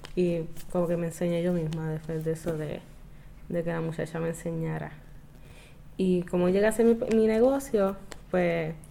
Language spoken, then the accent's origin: Spanish; Caguas, Puerto Rico; yo soy una chica de Caguas